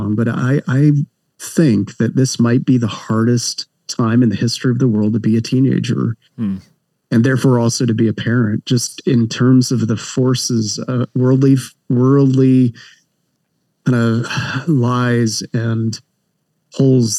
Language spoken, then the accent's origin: English; Canada; moved away as an adult; now in Southern California, United States; I am Canadian, but I've lived in the States for, gosh, now 20 plus years, currently live in Southern California